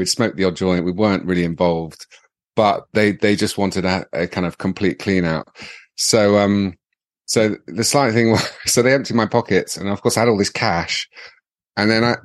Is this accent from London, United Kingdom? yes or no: yes; London, United Kingdom; also born or lived in Warwickshire / Miami; I was born in London, born at St. Thomas's Hospital